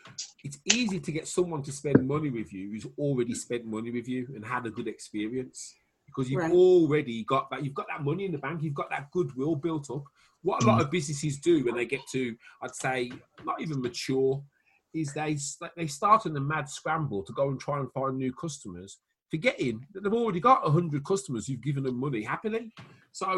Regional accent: Wales, United Kingdom; accent: Welsh; my Welsh accent

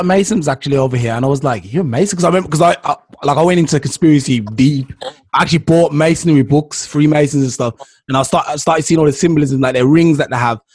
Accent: Jamaica; I'm Jamaican

